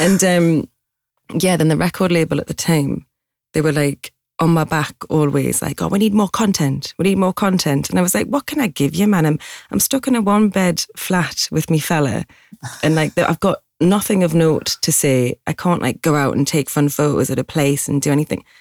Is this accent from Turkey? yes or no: no; Newcastle upon Tyne, North East England, United Kingdom; accent: Geordie; moved away as an adult; now in London, United Kingdom